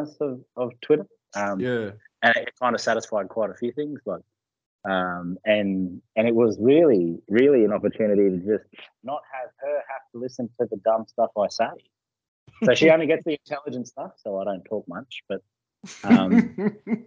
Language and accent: English; Murgon, Queensland, Australia; also born or lived in Cherbourg; I grew up in Mergen and Cherbourg, so around where Steve Renoff and Selwyn Cobb are from